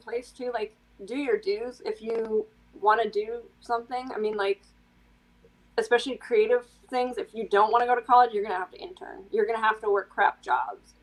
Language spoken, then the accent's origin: English; Midwest, United States; I grew up in the Midwest